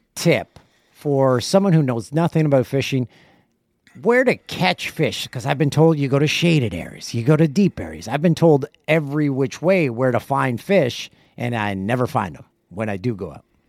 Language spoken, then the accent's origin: English; Canada; I grew up in Canada